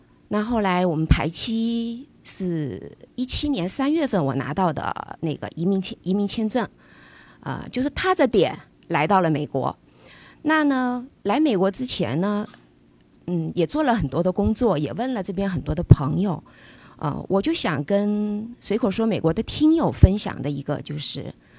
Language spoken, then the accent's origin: Chinese; Changsha, Hunan, China; moved away as an adult; also born or lived in Fuzhou (ancestral); now in Los Angeles, United States; 小时候父母亲是在湖南工作，所以我出生在湖南长沙